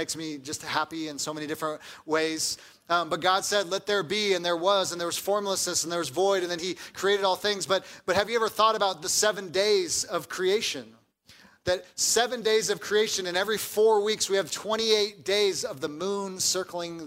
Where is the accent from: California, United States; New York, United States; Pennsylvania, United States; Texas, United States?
California, United States; Southern; moved away; I grew up in Southern California, where we have mild weather